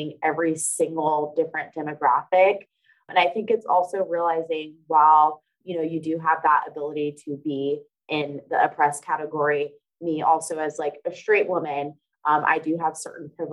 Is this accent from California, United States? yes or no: yes; Bay Area, Northern California, United States; moved away as an adult; also born or lived in Stockton, California; now in Atlanta, United States; I'm originally from California, specifically Northern California, and I was born and raised in the Bay Area in between there and Stockton, California